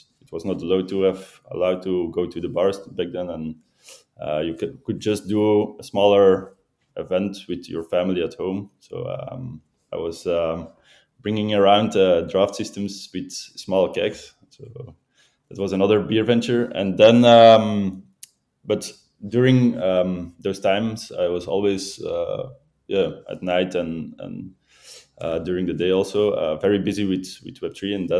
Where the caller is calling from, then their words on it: Belgium; From Belgium. I'm living in Belgium right now, so.